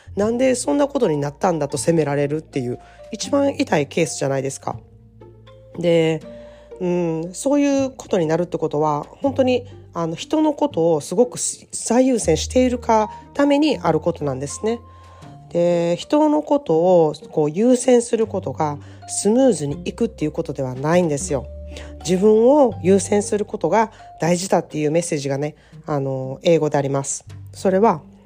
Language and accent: Japanese; Japan; moved away as an adult; now in California, United States; かつては私も日本人として、あの、アメリカっていう外国で暮らしている人だったんですけれどもね、アメリカに30年も住んでいるとですね